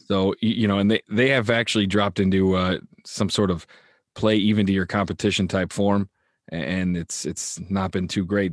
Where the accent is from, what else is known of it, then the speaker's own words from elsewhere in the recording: United States; I'm an American